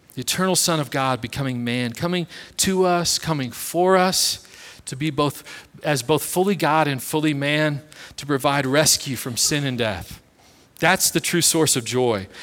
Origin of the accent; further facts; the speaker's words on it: Kansas City, United States; I was born and raised in Kansas City